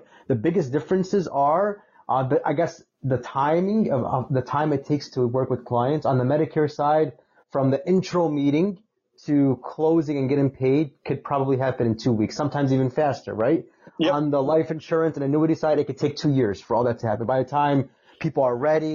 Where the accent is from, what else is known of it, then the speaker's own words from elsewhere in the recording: Chicago, Illinois, United States; I'm from Chicago